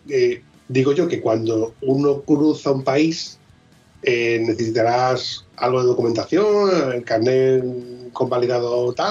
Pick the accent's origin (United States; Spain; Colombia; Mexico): Spain; southern Spain; Eso es típico de aquí del sur, que no tenemos cabeza.